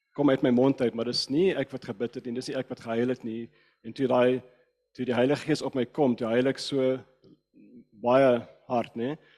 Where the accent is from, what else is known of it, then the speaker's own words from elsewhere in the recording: Cape Town, Western Cape, South Africa; first language English; Afrikaans is a second language; Ek's van Kaapstad